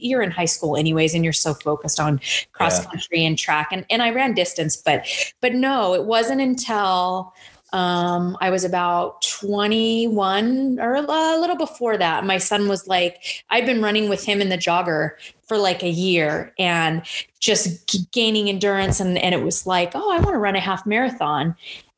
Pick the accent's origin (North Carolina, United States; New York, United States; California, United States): California, United States; Temecula; I grew up out in Temecula.